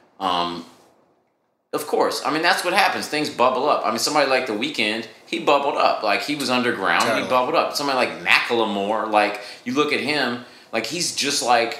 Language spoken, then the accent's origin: English; Cincinnati, Ohio, United States; I'm from Cincinnati